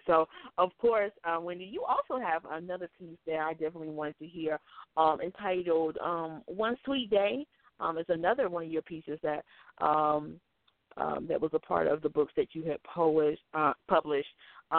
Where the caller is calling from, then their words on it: Norton, Massachusetts, United States; I'm calling from Norton, Massachusetts.